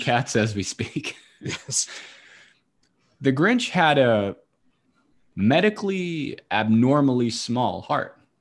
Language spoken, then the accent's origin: English; Nashua, New Hampshire, United States; I grew up in Nashua